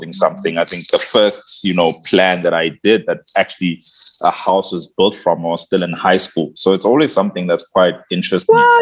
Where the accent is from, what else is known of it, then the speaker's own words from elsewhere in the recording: Barberton, Mpumalanga, South Africa; also born or lived in Schoemansdal; I come from Mpumalanga, Naspoort